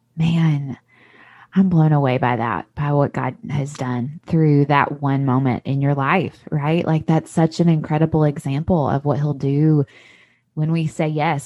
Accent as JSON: {"language": "English", "region": "Tennessee", "country": "United States", "tie": "born or raised there", "accent": "Southern", "moved": "yes", "lives_now": "Mississippi, United States", "said": "I grew up in a different state in Tennessee where it's still a Southern accent"}